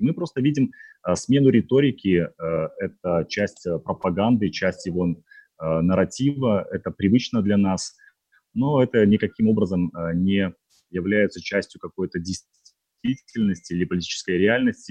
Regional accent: Belarus

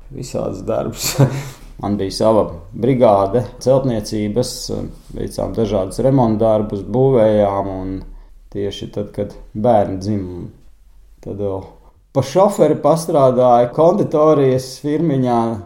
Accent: Katlakalns, Ķekava Municipality, Latvia; moved away as an adult; now in Zaķumuiža, Latvia; es esmu no Katlakalna. Arī mums bija gan lopi mājās, gan cūkas

